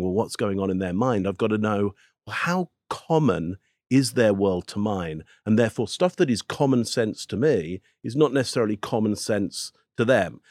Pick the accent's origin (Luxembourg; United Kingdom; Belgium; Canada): United Kingdom; England; I'm from England, so I'm not American